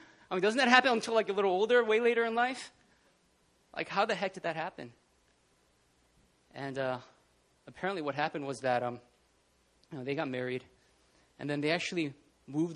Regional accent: New Jersey, United States; accent: Jersey; moved away as an adult; I'm from Jersey. When I get really animated, my Jersey accent comes out.

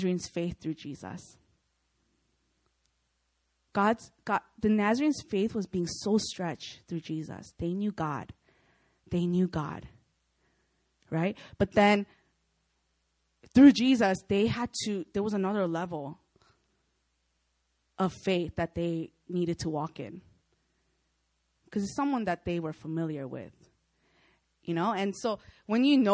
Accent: United States; moved away as an adult; now in Korea; I'm Korean American

